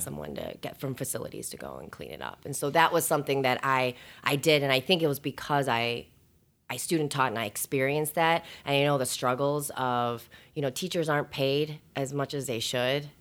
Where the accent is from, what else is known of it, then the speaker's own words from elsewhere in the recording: Schaumburg, Illinois, United States; also born or lived in Bloomington, Indiana; I was born and raised, um, in, in the area. So I grew up in Schaumburg